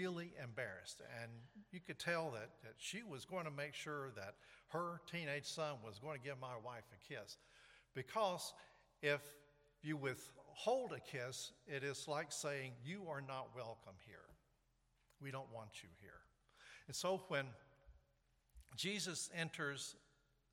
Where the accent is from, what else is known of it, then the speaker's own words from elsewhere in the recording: the South, United States; moved away; also born or lived in New York; I grew up in the South